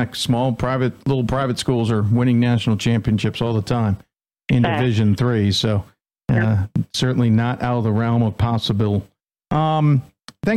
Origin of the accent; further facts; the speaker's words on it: Chicago, Illinois, United States; I grew up in Chicago